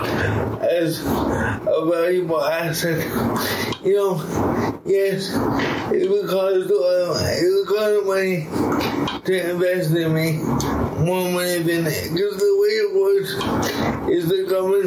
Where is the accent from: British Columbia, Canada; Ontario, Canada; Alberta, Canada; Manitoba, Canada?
Manitoba, Canada; Winnipegosis; also born or lived in Dauphin, Manitoba / Miami; I was born in Dauphin, and then I've been in Winnipegosis for most of my life.